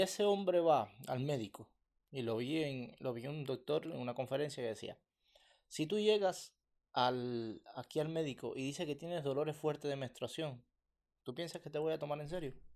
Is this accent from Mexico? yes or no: no; Cuba; now in Canada; Somos cubanos